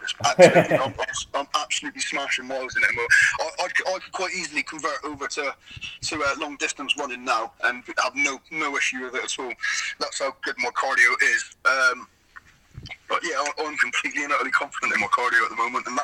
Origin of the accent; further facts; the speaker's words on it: Plymouth, South West England, United Kingdom; I'm from Plymouth, you know, Plymouth, Devon, we were pirates down here, mate.